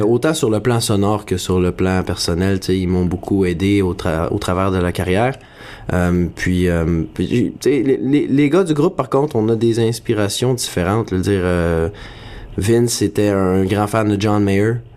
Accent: near Saint-Mathieu-de-Beloeil, Quebec, Canada; also born or lived in Montreal; c'est à côté de ma ville natale, c'est à Saint-Mathieu-de-Belleuil

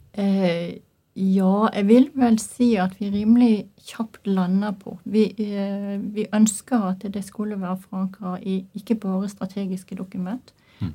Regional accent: Norway; jeg er norsk

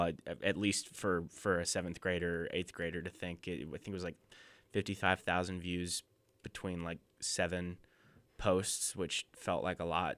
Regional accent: outside Lawrence, Kansas, United States; moved away; I grew up twenty minutes outside of Lawrence, Kansas

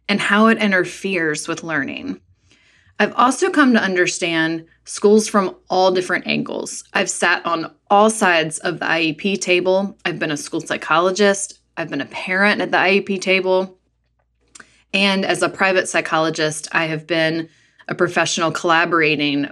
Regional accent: North Carolina, United States; as a girl growing up in North Carolina

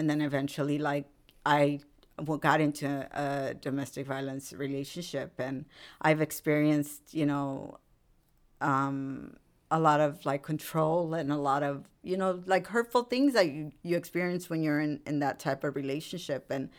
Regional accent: Rosemead, California, United States; And so that's where I come from. I mean, I grew up in Rosemead too.

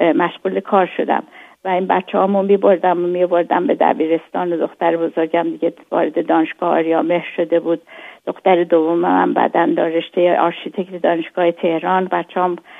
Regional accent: Hamadan, Hamadan Province, Iran; born or raised there; moved away; also born or lived in Karaj / Tehran

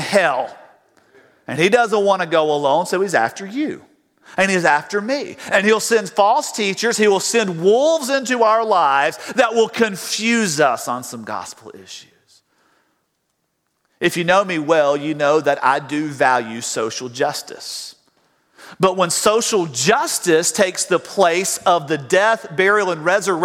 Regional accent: South Georgia, United States; I grew up in South Georgia

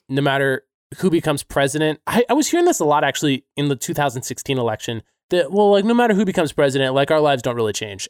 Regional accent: United States; I'm American

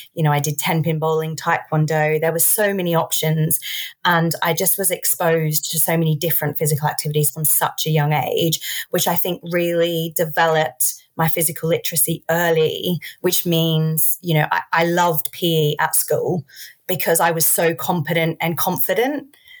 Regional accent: Australia; I grew up in Australia.

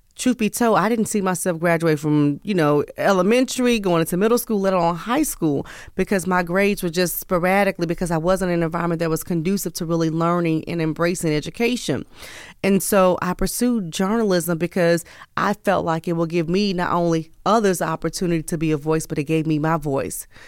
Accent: St. Louis, Missouri, United States; also born or lived in East Coast / the South; now in West Coast, United States; born and raised in the Midwest, Missouri, Saint Louis, Missouri, but have lived all vo-, all over

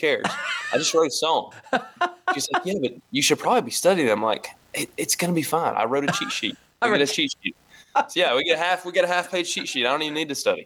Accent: the South, Tennessee, United States; I grew up in the South

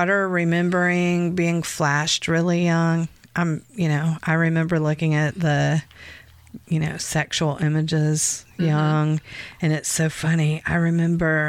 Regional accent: Florida, United States; I grew up in Florida

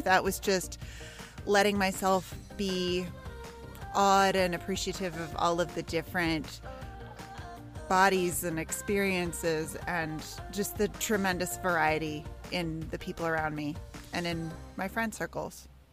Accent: Santa Monica, California, United States; I grew up in Santa Monica, five blocks from the beach.

